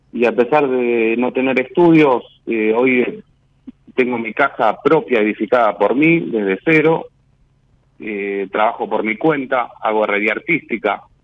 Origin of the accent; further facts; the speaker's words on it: Béccar, Buenos Aires Province, Argentina; en el barrio donde, donde nací, en Becar